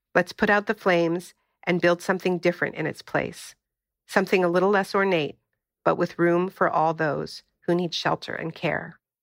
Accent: Canada; moved away; also born or lived in California; I'm originally from Canada

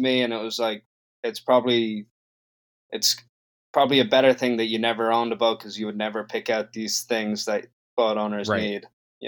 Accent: Dublin, Leinster, Ireland; moved away as an adult; now in United States; I'm from Dublin, Ireland

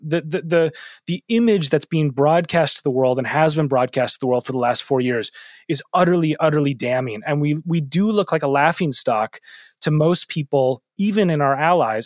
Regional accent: Minneapolis, Minnesota, United States; moved away as an adult; my hometown of Minneapolis

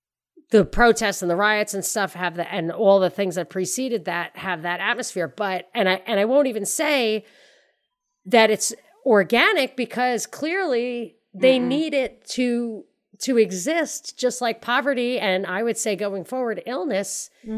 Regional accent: Ireland; And I mean, I'm Irish. I'm an Irish citizen.

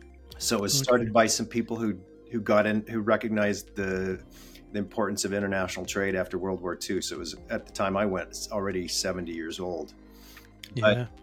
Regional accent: Western US, United States; So, where I'm from is a complicated question. I grew up in the Western US, California, Arizona, Utah.

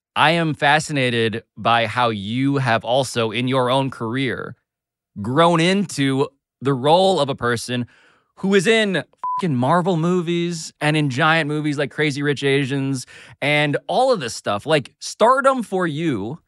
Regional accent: New York City, New York, United States; I was born and raised in Manhattan

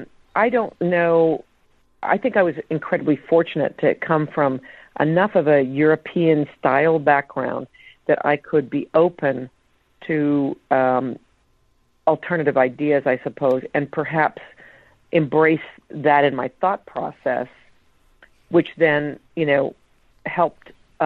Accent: Canada; possibly because I grew up in Canada.

